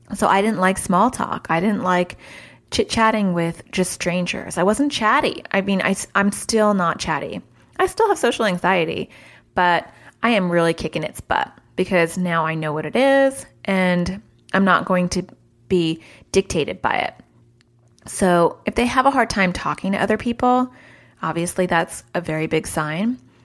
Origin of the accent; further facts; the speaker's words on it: New York City, New York, United States; I was born in New York City